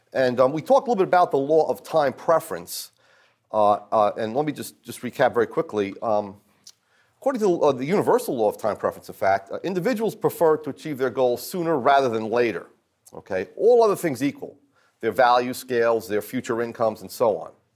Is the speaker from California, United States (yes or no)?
no; New Jersey, United States; I'm from New Jersey